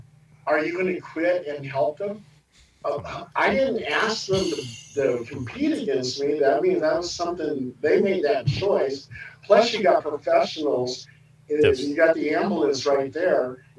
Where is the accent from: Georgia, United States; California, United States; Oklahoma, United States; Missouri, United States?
California, United States; So we lived all over California.